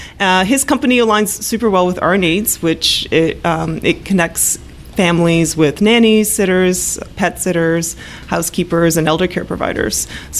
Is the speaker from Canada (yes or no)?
yes; Canada; also born or lived in Poland; now in Toronto, Canada; I was born in Poland and moved to Canada in the early 80s when Poland was still a communist country as a young child.